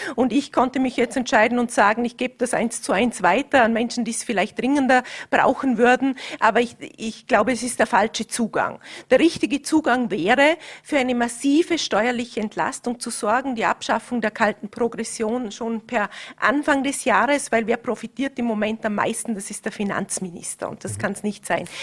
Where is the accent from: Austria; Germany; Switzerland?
Austria; Vorarlberg; bei uns im Ländle